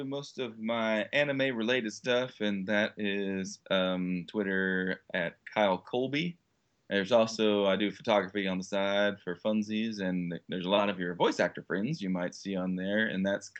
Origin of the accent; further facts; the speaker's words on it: Texas, United States; Well, I am from Texas. That's our motto.